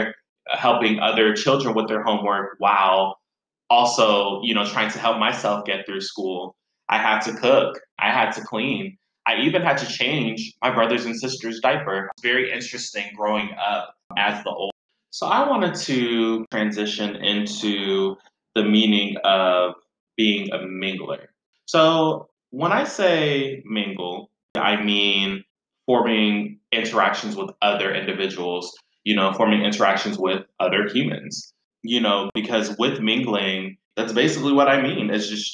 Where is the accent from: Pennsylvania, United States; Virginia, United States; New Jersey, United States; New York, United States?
Virginia, United States; Virginia Beach; moved away as an adult; now in Chicago, United States; I grew up in Virginia Beach just before I moved to Chicago.